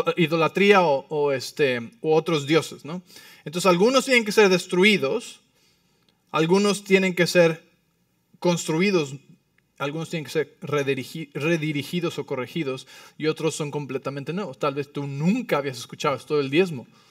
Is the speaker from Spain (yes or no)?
no; Mexico City, Mexico; como soy del DF, pues Así voy a hablar bien rápido